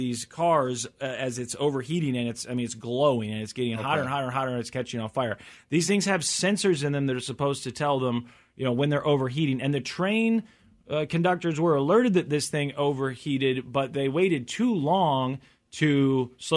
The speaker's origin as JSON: {"language": "English", "region": "Missouri", "country": "United States", "said": "I'm from Missouri"}